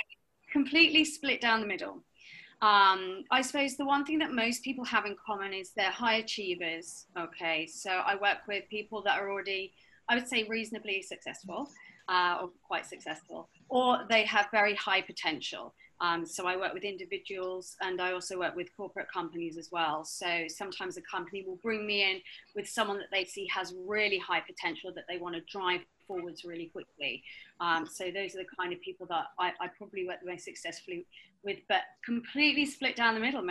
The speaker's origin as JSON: {"language": "English", "town": "Sheffield", "region": "Yorkshire and the Humber", "country": "United Kingdom", "tie": "born or raised there", "accent": "slightly southern", "lives_now": "Hong Kong", "said": "So, yes, I'm British. I've got a slightly southern accent. I have come from the south, but my home is really in Sheffield. So if I start talking to people from the north, then I start getting my northern twang back. I've been in Hong Kong for 5 years."}